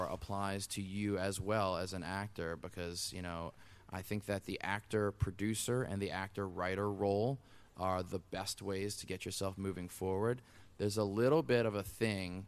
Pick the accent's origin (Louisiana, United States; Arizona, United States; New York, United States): Louisiana, United States; New Orleans; we grew up in New Orleans